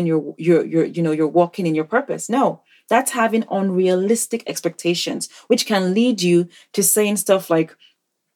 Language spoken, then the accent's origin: English; Nigeria; moved away; in Nigeria, my home country